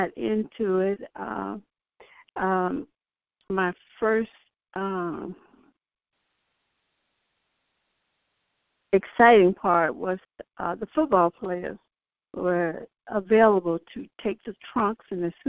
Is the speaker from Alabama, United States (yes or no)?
yes; Birmingham, Alabama, United States; moved away as an adult; now in Houston, United States; growing up in Alabama, you knew your place.